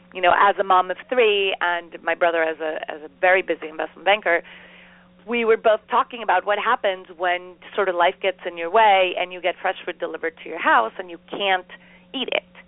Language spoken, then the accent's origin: English; Costa Rica; moved away as an adult; now in United States; We grew up in Costa Rica